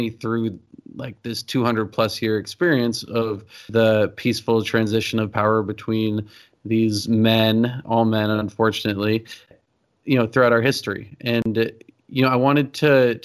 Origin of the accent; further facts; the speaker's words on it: Exeter, New Hampshire, United States; I grew up in Exeter, New Hampshire, which is a pretty historical place.